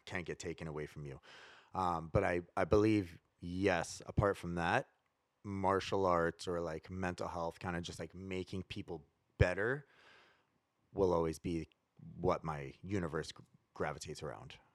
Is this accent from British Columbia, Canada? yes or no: yes; Prince George, British Columbia, Canada; now in Vancouver, Canada; growing up in Prince George, like, Vancouver was, like, the big city.